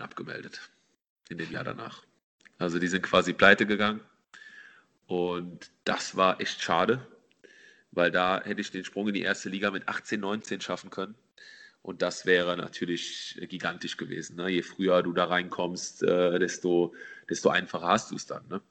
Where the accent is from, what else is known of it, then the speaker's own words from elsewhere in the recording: Mendig, Rhineland-Palatinate, Germany; also born or lived in Slovakia; in Mendig, wo ich aufgewachsen bin